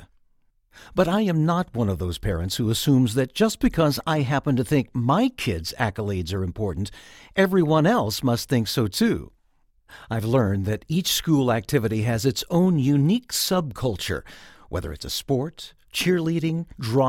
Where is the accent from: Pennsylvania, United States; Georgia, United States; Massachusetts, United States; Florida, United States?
Georgia, United States; my home state of Georgia